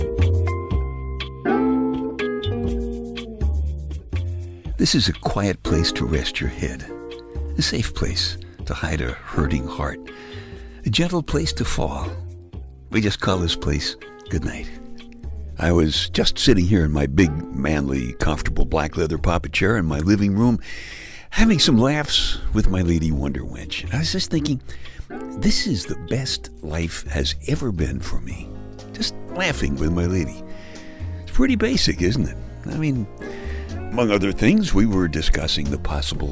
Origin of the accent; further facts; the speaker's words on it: New York City, New York, United States; I am from Brooklyn